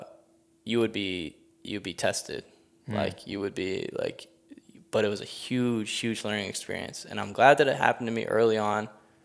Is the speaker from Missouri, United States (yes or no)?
yes; St. Louis, Missouri, United States; moved away as an adult; now in Los Angeles, United States; I'm a kid from St. Louis